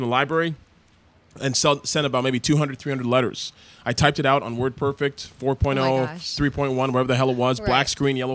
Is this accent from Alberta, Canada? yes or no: no; Toronto, Ontario, Canada; moved away; I was born and raised in Toronto, Canada. My parents are Nigerian.